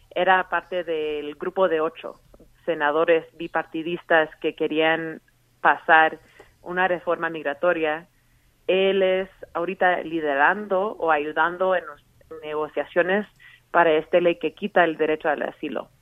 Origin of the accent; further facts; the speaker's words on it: Colorado, United States; yo misma como latina aquí que ha vivido en Colorado toda mi vida